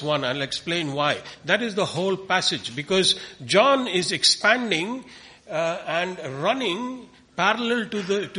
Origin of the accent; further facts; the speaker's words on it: Coimbatore, Tamil Nadu, India; we come from India, a place called Coimbatore, which is in southern India